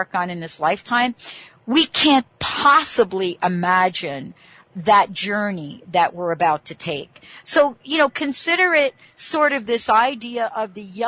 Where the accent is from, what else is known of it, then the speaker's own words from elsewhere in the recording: East Coast, United States; I'm from the East Coast